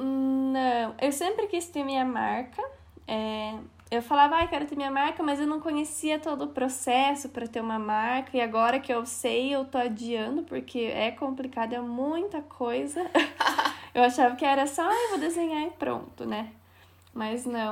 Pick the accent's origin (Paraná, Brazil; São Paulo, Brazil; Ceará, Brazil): Paraná, Brazil; Castro; accent: interior of Paraná; also born or lived in Curitiba; moro em Castro, interior do Paraná, olha o meu sotaque. Até na faculdade eu era zoada por isso